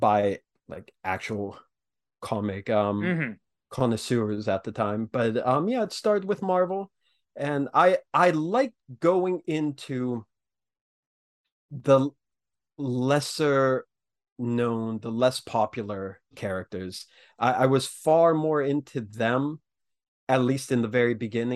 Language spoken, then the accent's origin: English; small town north of Pittsburgh, Western Pennsylvania, United States; I'm from Western Pennsylvania, just north of Pittsburgh